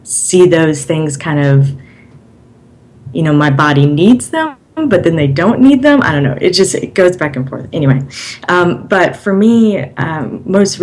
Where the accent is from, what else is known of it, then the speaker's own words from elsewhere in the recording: Alabama, United States; moved away as an adult; I'm originally from Alabama, and I don't really fit in with that culture